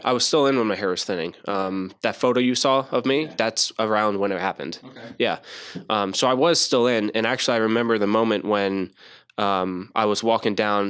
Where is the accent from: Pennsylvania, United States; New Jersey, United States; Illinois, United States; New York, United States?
New Jersey, United States; I was born in Jersey